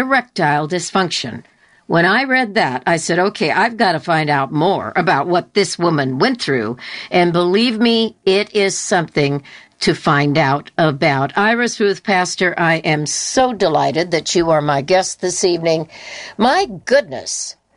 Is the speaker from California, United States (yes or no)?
yes; Southern California, United States; I was born and raised in Southern California